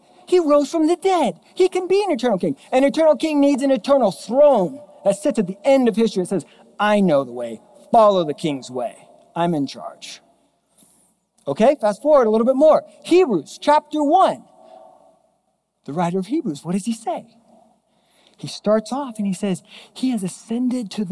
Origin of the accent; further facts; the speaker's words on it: Mission Viejo, California, United States; moved away; We grew up in Southern Orange County, Mission Viejo